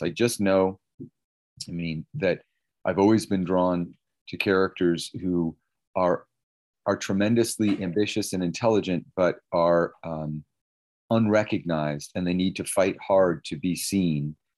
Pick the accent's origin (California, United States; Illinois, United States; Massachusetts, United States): California, United States; Palo Alto; I also lived in an area, Palo Alto, California